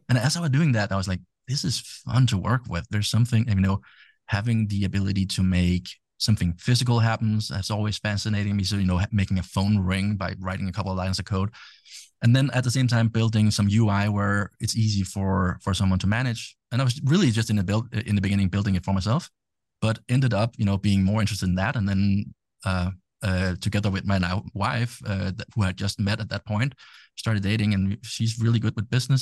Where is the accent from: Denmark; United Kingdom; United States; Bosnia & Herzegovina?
Denmark; English is a second language; I'm from Denmark